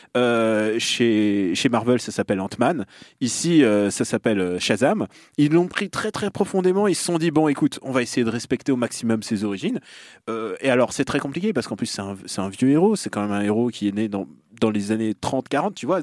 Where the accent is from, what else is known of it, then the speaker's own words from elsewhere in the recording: Russia; moved away; là d'où je viens